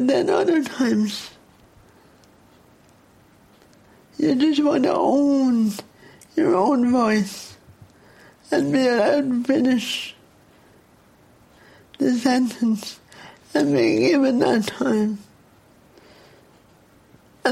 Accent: Dublin, Leinster, Ireland; accent: Dublin; they tell me I have a Dublin accent, which I hate

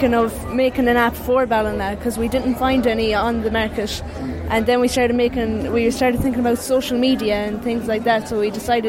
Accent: Ireland; I'm from Bunnycanlon.

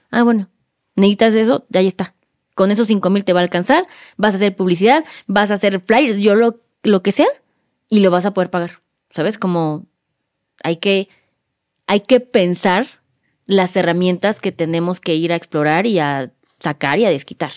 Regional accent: Mexico

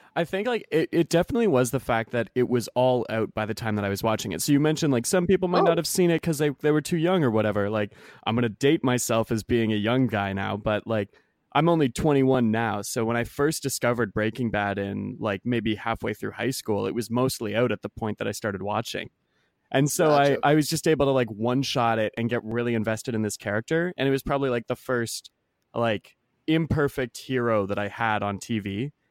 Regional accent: Canada; I'm Canadian.

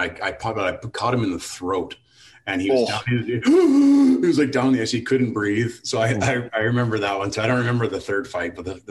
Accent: Canada; the being Canadian and you know, the love of the game, the sheer joy that people feel around the game

